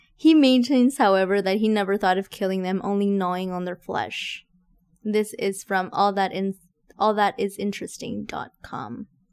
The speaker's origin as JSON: {"language": "English", "region": "Texas", "country": "United States", "said": "I'm from Texas"}